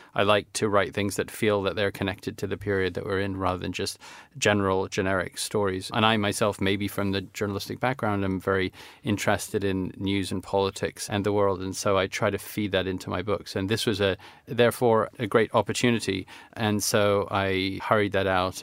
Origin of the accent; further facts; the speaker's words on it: Vancouver, British Columbia, Canada; also born or lived in Toronto; when I was growing up in Vancouver